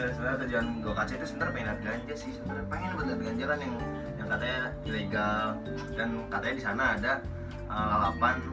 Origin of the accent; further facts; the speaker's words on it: Riau Islands, Indonesia; gue perjalanan sama dia gue lebih lama lagi soalnya gue kan dari Kepri kalau dia dari Aceh